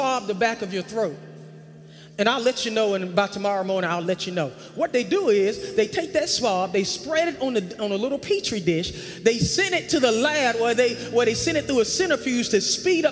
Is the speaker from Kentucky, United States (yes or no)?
no; North Carolina, United States; accent: country